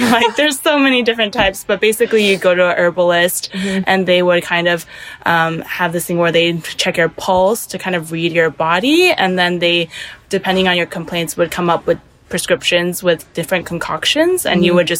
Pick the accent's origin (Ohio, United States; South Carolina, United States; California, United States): California, United States; Los Angeles; born there; My parents are from Taiwan, but I was born in Los Angeles, California.